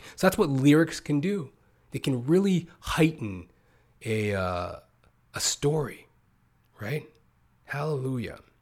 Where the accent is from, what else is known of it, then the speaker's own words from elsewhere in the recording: Canada; also born or lived in United States; I've pretty much came up as poor as you can in North America via Canada, U S, as I am a Canadian